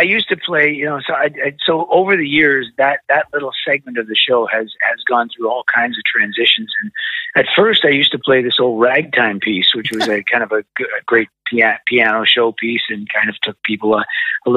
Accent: Canada; my records were only released in Canada because, you know, you can hear from my outrageous accent, that's where I'm from.

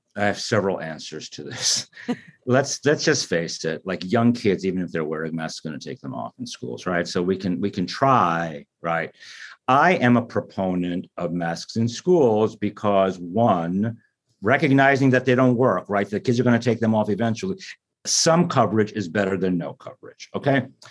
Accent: United States; as an American

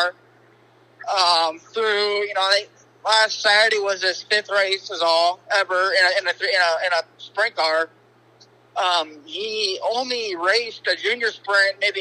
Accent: Omaha, Nebraska, United States; I'm actually from Omaha, Nebraska

